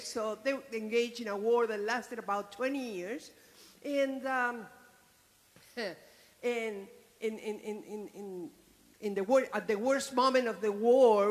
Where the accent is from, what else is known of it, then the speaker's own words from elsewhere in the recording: Argentina; moved away; I was born in Argentina some 67 years ago